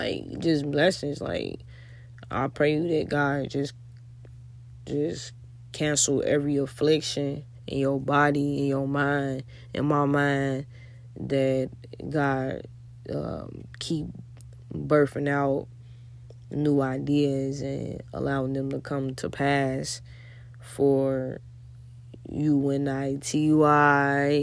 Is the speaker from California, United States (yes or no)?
no; Chicago, Illinois, United States; I'm from Chicago